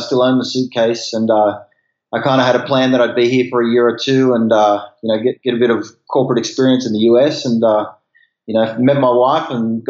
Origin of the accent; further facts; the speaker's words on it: Sydney, New South Wales, Australia; moved away as an adult; now in United States; I'm originally from Sydney, Australia.